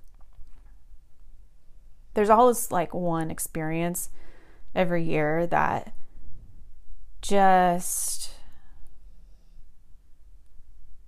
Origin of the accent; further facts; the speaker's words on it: Southern California, United States; I grew up surfing here in SoCal